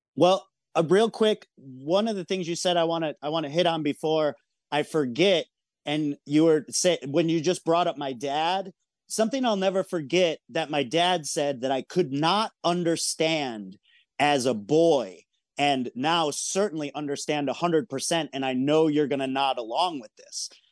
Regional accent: Michigan, United States; moved away as an adult; also born or lived in San Francisco; I moved from Michigan to San Francisco when I was eighteen

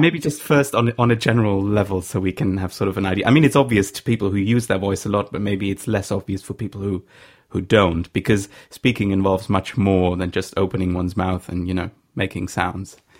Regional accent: Saxony, Germany; English is a second language; I'm from Saxony

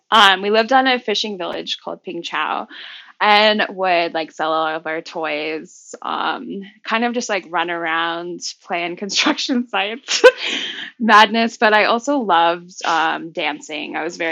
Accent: Hong Kong; also born or lived in Florida; I was born in Florida, but moved to Hong Kong when I was about 4. And went to a public Cantonese school

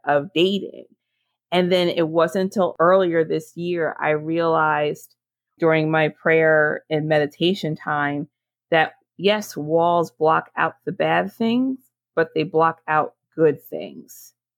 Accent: Monmouth County, New Jersey, United States; my hometown in Monmouth County, New Jersey.

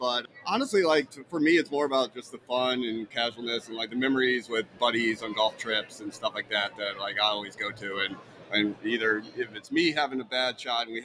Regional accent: St. Louis, Missouri, United States; now in Orlando, United States; I grew up in St. Louis, Missouri

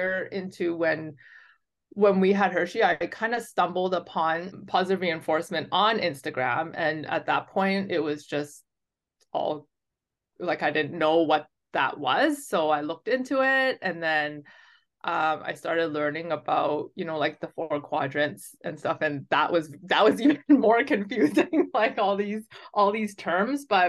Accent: Vancouver, British Columbia, Canada; I'm from BC. I was born and raised in Vancouver.

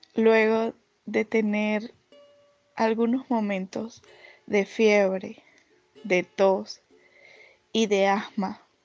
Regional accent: Venezuela; also born or lived in Caracas; nuestro país

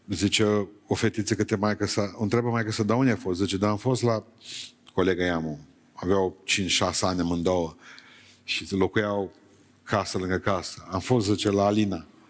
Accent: near Beiuș, Bihor County, Romania; also born or lived in Bucharest; exilat în satul meu, din Beiuș

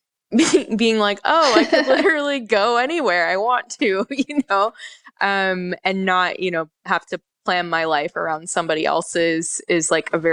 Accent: North Florida, United States; moved away; also born or lived in New York; I grew up in North Florida

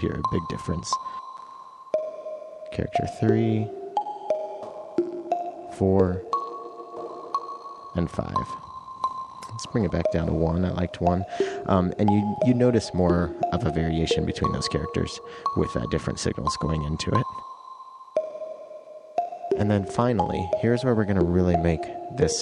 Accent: Eastern Washington, United States

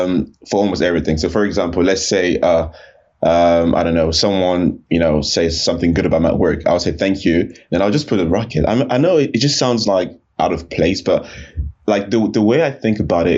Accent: Cameroon; also born or lived in Paris, France / France / Canada / Chad; So I was born in Paris, France. Right. I'm originally from Cameroon, Central Africa, close to Nigeria. And I lived in a handful of countries. So I lived in Cameroon, I lived in France, I lived in Canada, I lived in Chad.

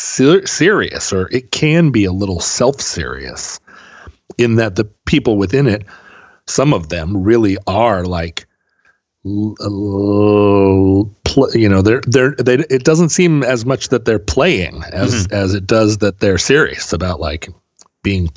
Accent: Anchorage, Alaska, United States; growing up in Anchorage

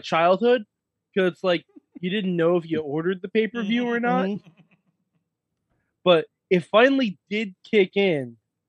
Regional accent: New York, United States; you know, we're from New York.

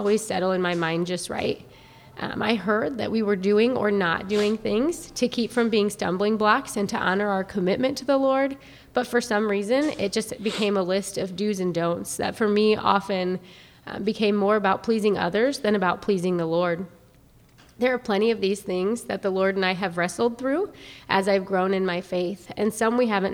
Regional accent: Fort Wayne, Indiana, United States; moved away as an adult; also born or lived in Lafayette, Indiana; now in Indianapolis, United States; I was born and raised in Fort Wayne, Indiana.

